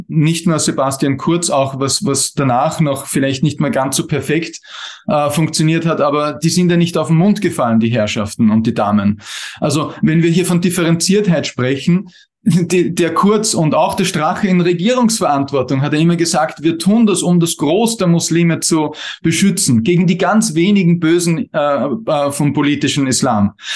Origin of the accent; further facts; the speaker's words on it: Austria; bei uns in Österreich